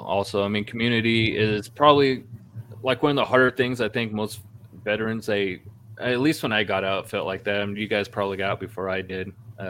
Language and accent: English; Northern California, United States; I'm from California, Northern California originally.